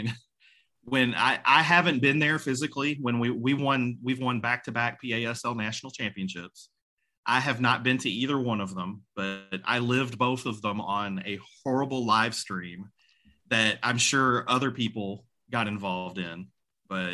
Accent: Louisville, Kentucky, United States; I grew up in the South End

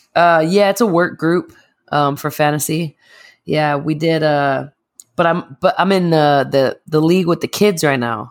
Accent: Massachusetts, United States; moved away; I'm also from Massachusetts

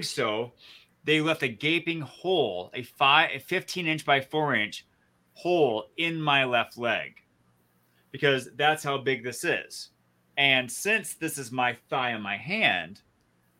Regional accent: just north of the Flint area, Michigan, United States; moved away; Jeff and I grew up in Michigan, just north of the Flint area.

